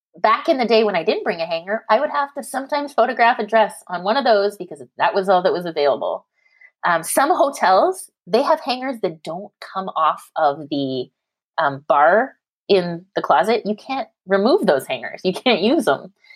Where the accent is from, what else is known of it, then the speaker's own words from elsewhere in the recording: Canada; now in California, United States; I'm Canadian. I live in California